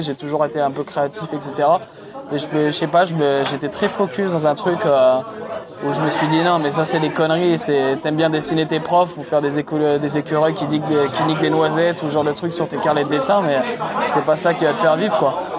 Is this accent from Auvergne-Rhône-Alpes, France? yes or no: yes; Romans-sur-Isère, Auvergne-Rhône-Alpes, France; moved away as an adult; also born or lived in Lens / Lyon; je suis né à Lens, dans le Nord, euh, pour ceux qui connaissent, c'est la Picardie. Et très vite, je suis parti en fait à, à Romans-sur-Isère, qui est à côté de Valence.